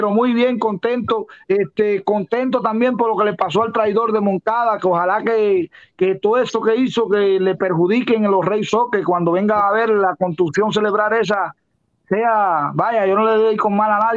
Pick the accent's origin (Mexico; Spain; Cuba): Cuba; Granma; yo soy de Granma